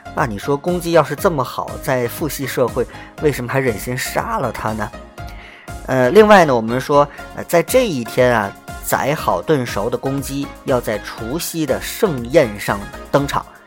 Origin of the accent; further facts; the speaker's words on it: Tianjin, China; 腊月二十七可能是春节前我们天津人最忙碌的一天